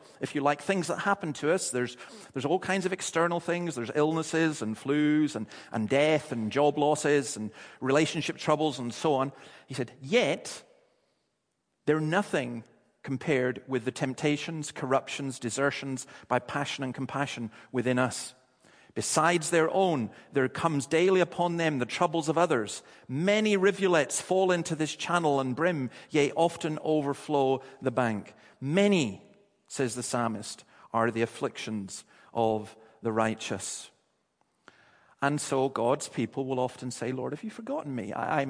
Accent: Dundee, Scotland, United Kingdom; But it's an identification that people have. I'm from Dundee.

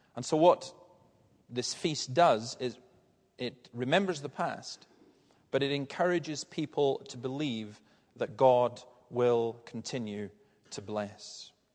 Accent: Tarbert Peninsula, Scotland, United Kingdom; where I grew up in Fern and Ballantyre and all these villages along that part of the Tarbert Peninsula

